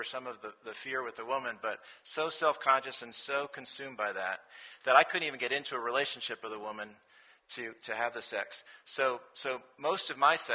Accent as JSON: {"language": "English", "town": "Rye", "region": "New York", "country": "United States", "also_born_or_lived": "Washington, D.C. / North Carolina", "moved": "as an adult", "lives_now": "Atlanta, United States", "said": "I'm originally from Rye, New York. It's a small town outside of New York City"}